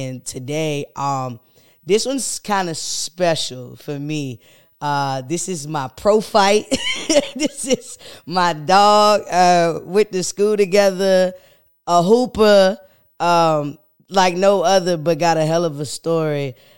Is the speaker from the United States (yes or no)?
yes; Elizabeth City, North Carolina, United States; so growing up in Elizabeth City, it's a small town.